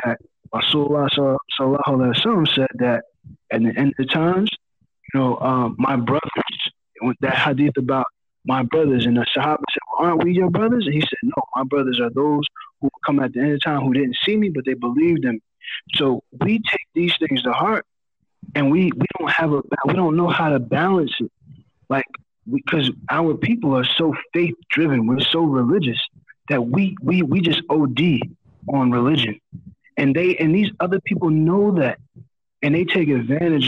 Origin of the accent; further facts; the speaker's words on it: United States; as an American Muslim